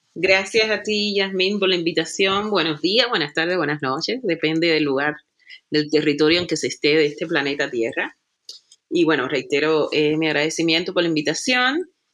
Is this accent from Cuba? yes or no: yes; Cuba; now in Germany; una cubana que vive en el territorio que se que se le conoce como Europa, específicamente en Alemania